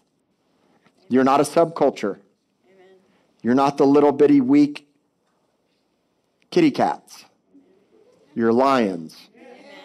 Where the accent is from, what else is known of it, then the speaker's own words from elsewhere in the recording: Miami Beach, Florida, United States; I was born in Cedars of Lebanon Hospital in Miami Beach, 1970